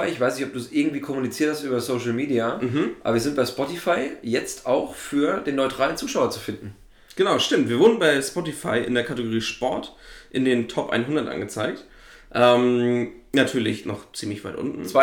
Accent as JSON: {"language": "German", "region": "East Germany", "country": "Germany", "said": "ich komme ja nur aus dem Osten"}